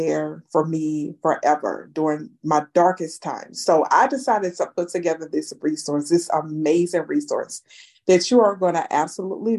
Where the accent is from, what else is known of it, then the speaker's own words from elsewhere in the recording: Houma, Louisiana, United States; I was born and raised in Houma, Louisiana, a small town in Louisiana